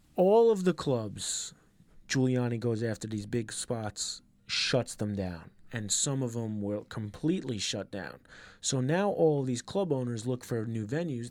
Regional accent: New York, United States; where I grew up in New York

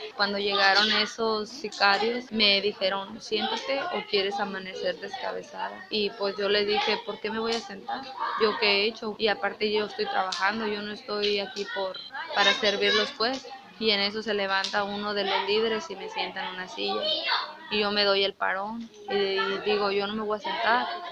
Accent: a town near Guadalajara, Jalisco, Mexico; moved away as an adult; now in Tijuana, Mexico; Jalisco, de un pueblo cerca de Guadalajara

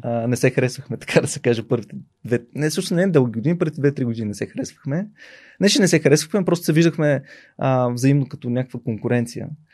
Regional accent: Burgas, Burgas Province, Bulgaria; Аз съм от Бургас

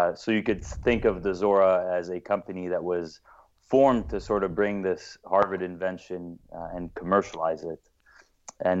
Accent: Lebanon; now in United States; originally, I am from Lebanon. I was born in the States, grew up here for a bit, but I studied at a Jesuit French school in Lebanon

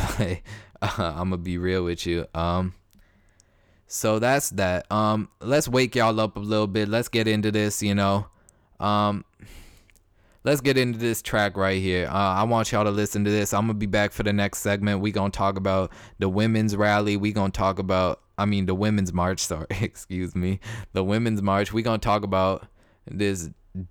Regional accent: Toronto, Ontario, Canada; moved away as an adult; now in Alabama, United States; I'm from Toronto

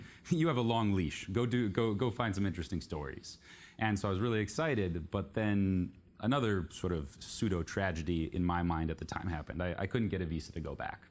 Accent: Palo Alto, California, United States; moved away as an adult; also born or lived in Xi'an, China / Beijing, China; I was raised in Palo Alto in the Bay Area for middle school, high school

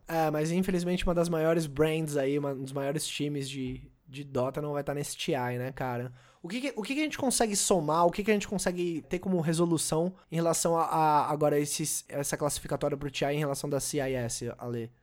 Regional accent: Brazil; Eu, como sou brasileiro

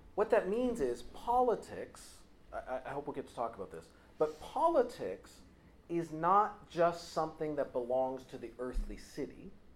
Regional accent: United States; I come from the United States

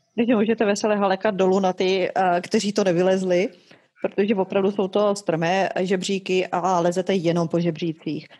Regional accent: South Moravian Region, Czechia; jsme z Jižní Moravy

